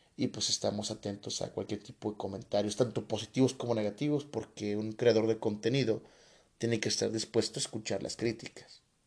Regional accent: Coatepec, Mexico; also born or lived in Tepotzotlán, State of Mexico; Regreso a mi comunidad, eh, se da un movimiento político interesante, me toca ser el asesor jurídico del comisariado de bienes comunales de mi pueblo que se llama Coatepec

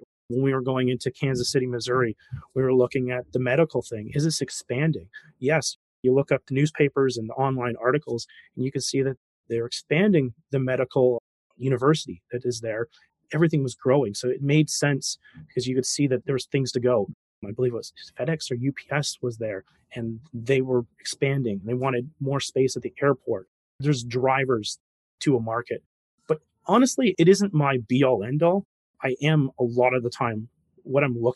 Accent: Canada; Me being a Canadian

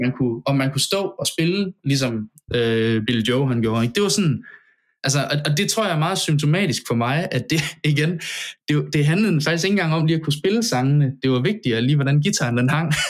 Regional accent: Central Jutland, Central Denmark Region, Denmark; moved away as an adult; jeg, altså, fem hundrede meter fra mit barndomshjem

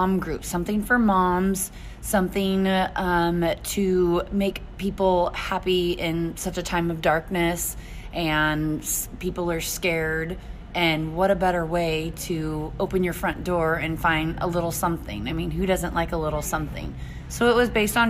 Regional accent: Alta Loma, California, United States; moved away as an adult; also born or lived in Tehachapi, California; now in Fort Mohave, United States; I'm originally from Altaloma, California

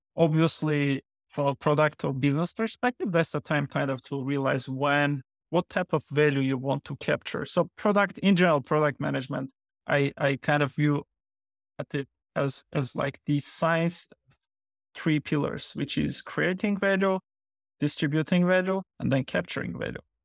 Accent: Yerevan, Armenia; moved away as an adult; now in New Jersey, United States; I was born and grown up in Armenia, in Yerevan

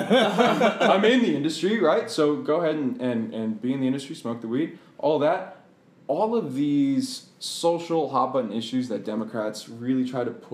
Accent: Boston, Massachusetts, United States; moved away as an adult; now in Bethesda, United States; I spent the majority of my life in Boston, very, very liberal area

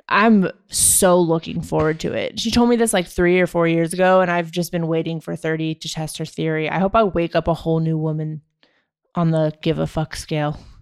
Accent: Maryland, United States; moved away as an adult; also born or lived in Jamestown, New York; I grew up in Maryland

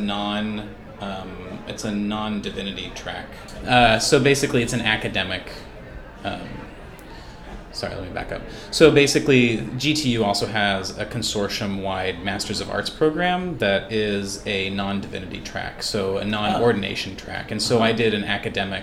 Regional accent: Portland, Oregon, United States; moved away as an adult; also born or lived in Berkeley, California; now in California, United States; I'm originally from Portland, Oregon. Grew up there and moved to California a little less than 10 years ago for graduate school.

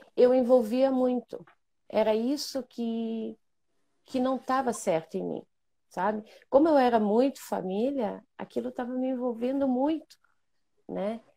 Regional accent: Bento Gonçalves, Rio Grande do Sul, Brazil; accent: gaúcha; sou de Bento Gonçalves, Rio Grande do Sul, para quem não me conhece. Sou aqui do lugar do Tchê

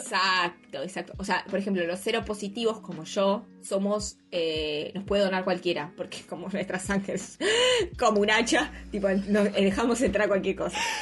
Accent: Argentina

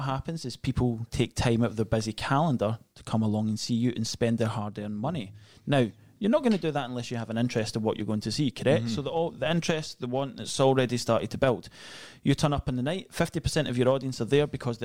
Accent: Scotland, United Kingdom; accent: Scottish; I'm Scottish

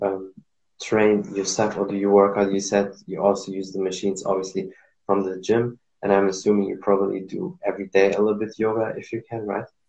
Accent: Morocco; moved away; also born or lived in Germany; I'm from Morocco

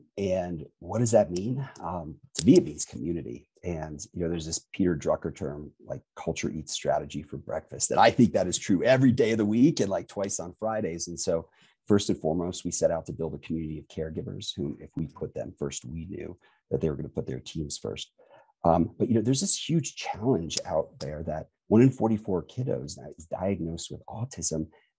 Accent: Japan; born there; I was born in Japan, and that's important for a couple of reasons. My parents are in the Foreign Service

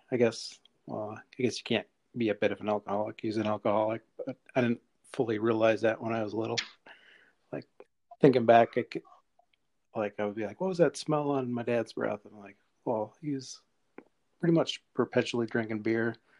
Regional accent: Rochester, United States; I was born and raised in Rochester

